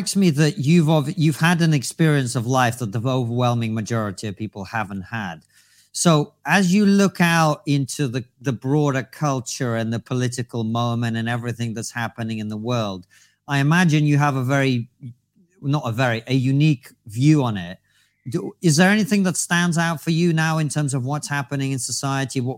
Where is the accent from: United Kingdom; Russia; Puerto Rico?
Russia; moved away; I'm from Russia originally